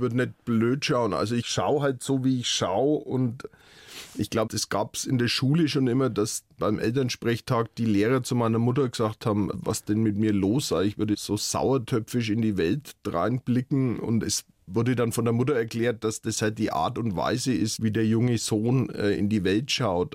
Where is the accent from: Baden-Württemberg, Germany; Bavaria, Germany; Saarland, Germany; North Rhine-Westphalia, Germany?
Bavaria, Germany; Lauf an der Pegnitz; also born or lived in Nuremberg; now in Fürth, Germany; bin ja in Mittelfranken groß geworden